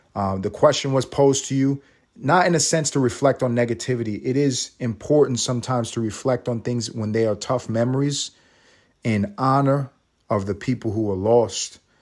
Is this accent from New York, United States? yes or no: yes; New York City, New York, United States; I was in New York City. I'm from New York. I was in the third grade